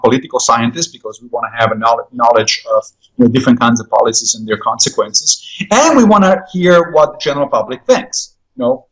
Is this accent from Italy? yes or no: yes; Italy; now in United States; When I was growing up in Italy